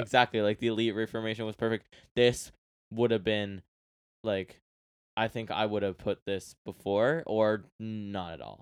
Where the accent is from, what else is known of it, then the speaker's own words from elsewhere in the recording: Canada; I'm Canadian